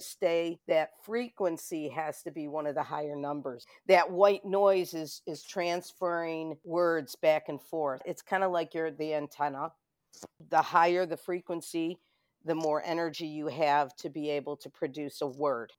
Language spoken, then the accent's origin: English; Rochester, New York, United States; Born and raised in Rochester